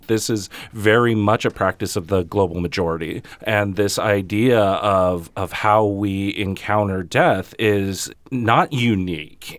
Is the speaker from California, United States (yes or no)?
yes; Los Angeles County, California, United States; now in Holyoke, United States; coming from a Chicano perspective, um, and a very West Coast Chicano perspective, very L A County